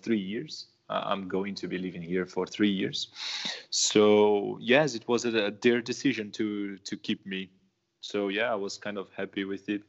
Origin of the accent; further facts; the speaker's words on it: São Paulo, Brazil; moved away as an adult; I'm from São Paulo, so I'm from Southeast